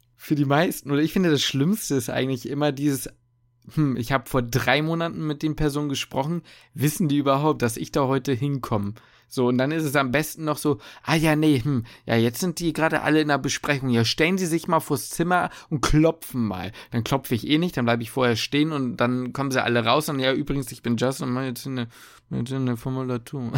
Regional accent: Hamburg, Germany; ich komme aus Hamburg

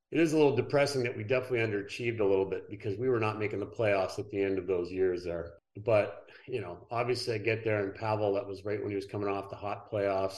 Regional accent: Ottawa, Ontario, Canada; Came back to Ottawa, my hometown

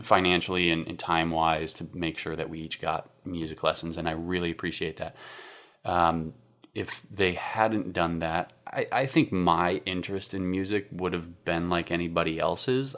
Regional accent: Fort Collins, Colorado, United States; I am from Colorado originally. I grew up in a town called Fort Collins

